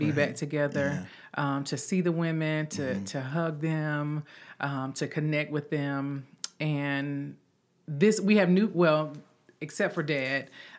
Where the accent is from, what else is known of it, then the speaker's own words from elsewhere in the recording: Hamlet, North Carolina, United States; moved away; I'm from Hamlet